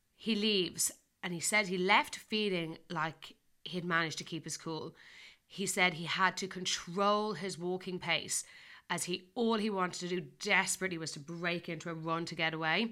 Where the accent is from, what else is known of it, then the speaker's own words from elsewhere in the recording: Ireland; I'm getting Irish here